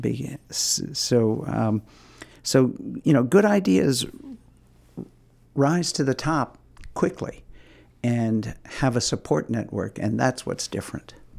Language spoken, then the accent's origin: English; Hudson River Valley, New York, United States; moved away as an adult; also born or lived in California; now in Maine, United States; I grew up in the Hudson River Valley of New York